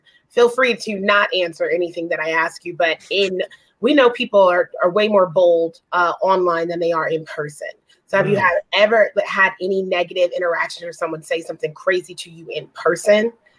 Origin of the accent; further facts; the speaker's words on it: Jacksonville, North Carolina, United States; I grew up in Jacksonville.